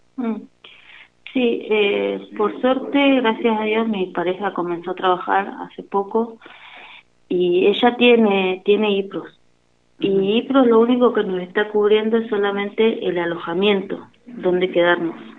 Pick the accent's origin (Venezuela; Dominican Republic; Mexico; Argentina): Argentina; El Cóndor, Río Negro; somos del Bañario